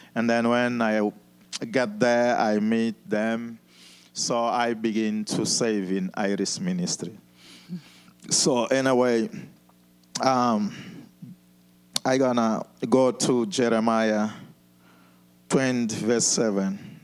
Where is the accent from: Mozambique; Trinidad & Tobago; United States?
Mozambique; moved away as an adult; also born or lived in South Africa; I was born in Mozambique